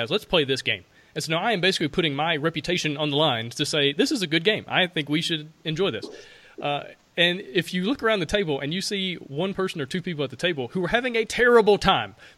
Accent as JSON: {"language": "English", "region": "Alabama", "country": "United States", "said": "I'm from Alabama"}